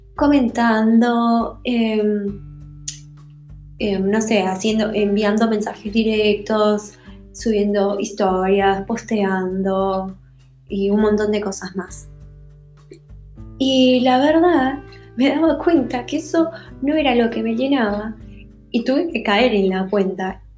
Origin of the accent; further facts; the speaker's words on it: Bolivia; como decimos en Bolivia